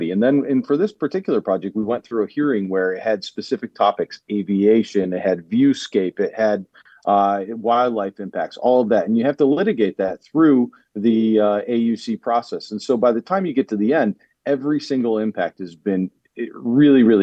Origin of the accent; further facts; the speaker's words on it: Rust Belt in Northeast U.S., United States; moved away as an adult; given my upbringing and where I'm from, I come from the Rust Belt in Northeast U.S.